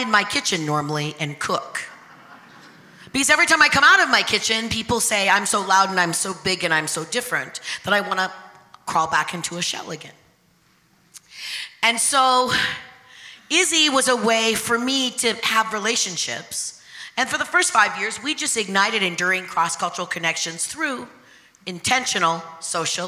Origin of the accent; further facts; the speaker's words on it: a small town 60 miles north of Seattle, Pacific Northwest, Washington, United States; I grew up in a little all-white town 60 miles north of Seattle.